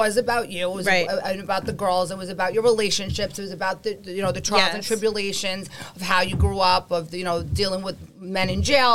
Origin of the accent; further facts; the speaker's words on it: New York City, New York, United States; I grew up in Howard Beach too